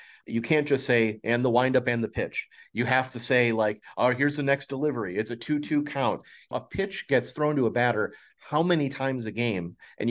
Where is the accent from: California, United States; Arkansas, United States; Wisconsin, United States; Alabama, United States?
Wisconsin, United States; Milwaukee; I grew up in Milwaukee. So for me, it's Bob Uecker.